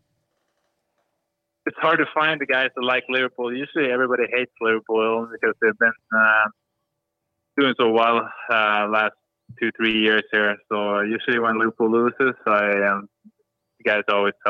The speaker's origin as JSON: {"language": "English", "country": "Sweden", "tie": "born or raised there", "also_born_or_lived": "Kramfors / Manchester", "second_language": "English", "moved": "as an adult", "lives_now": "Los Angeles, United States", "said": "Growing up in Sweden"}